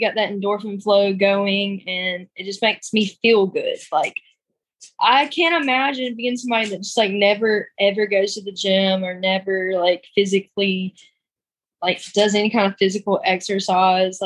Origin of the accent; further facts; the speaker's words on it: Greenwood, South Carolina, United States; growing up in the South